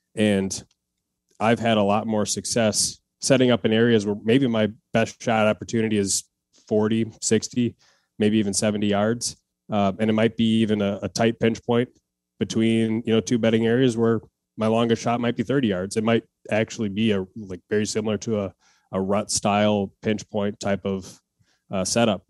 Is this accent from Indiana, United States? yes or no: no; Wisconsin, United States; now in Minneapolis, United States; I grew up in Wisconsin, uh, hunting since I was twelve, and then I moved to, uh, Minneapolis area right now